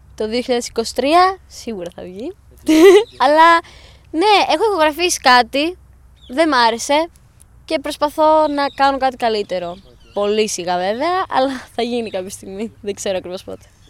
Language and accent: Greek; Larissa, Thessaly, Greece; Εγώ είμαι από Λάρισα